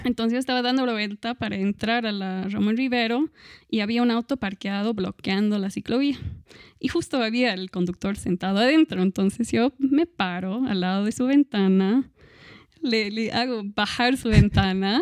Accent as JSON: {"language": "Spanish", "country": "Australia", "moved": "yes", "lives_now": "Cochabamba, Bolivia", "said": "soy de Australia"}